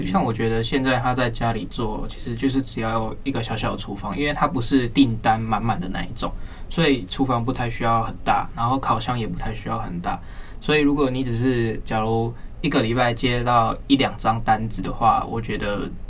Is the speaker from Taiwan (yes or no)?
yes; Kaohsiung, Taiwan; 我是高雄人